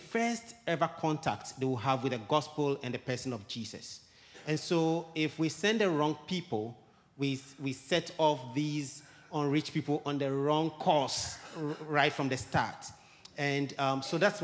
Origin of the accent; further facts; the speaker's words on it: Ghana; moved away as an adult; also born or lived in Guinea; I was born and raised in Ghana